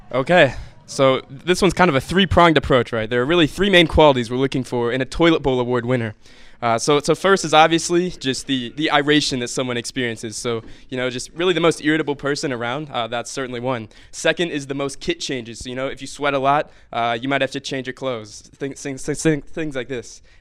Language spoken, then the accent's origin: English; Fortville, Indiana, United States; my hometown, Fortville, Indiana.